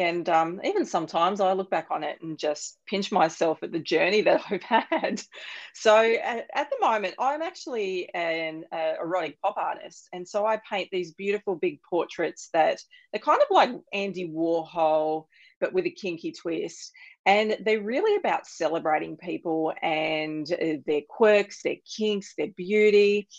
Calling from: Sunshine Coast, Queensland, Australia; Australia. I'm on the beautiful Sunshine Coast.

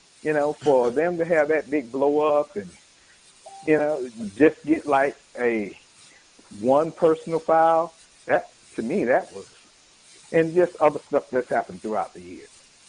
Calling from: Jacksonville, Florida, United States

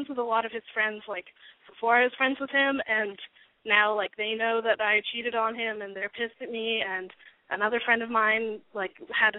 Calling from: Albuquerque, New Mexico, United States; I'm calling from Albuquerque

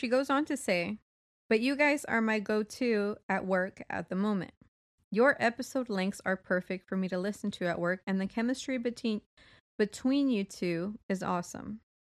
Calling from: Sydney, New South Wales, Australia; I'm a listener from Sydney.

